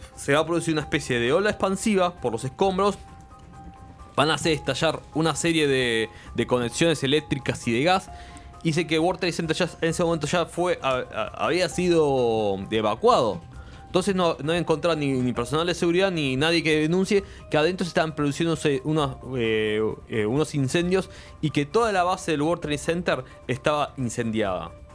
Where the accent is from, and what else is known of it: Argentina